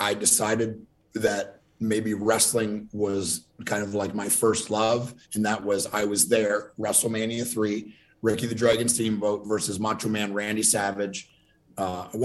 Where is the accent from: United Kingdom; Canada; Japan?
Canada; Ontario; I grew up in Ontario, Canada, just across from Detroit.